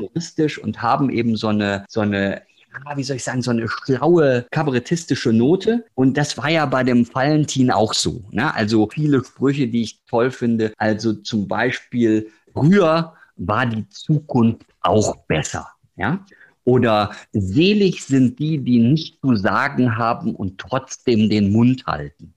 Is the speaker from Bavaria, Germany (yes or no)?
no; Ruhr area, North Rhine-Westphalia, Germany; moved away; komme ja, aus dem Ruhrgebiet